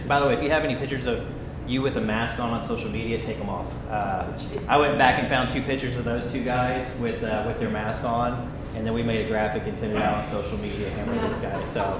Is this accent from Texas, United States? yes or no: yes; Brady, Texas, United States; And then I was in Brady. I'm from Brady, which is my hometown.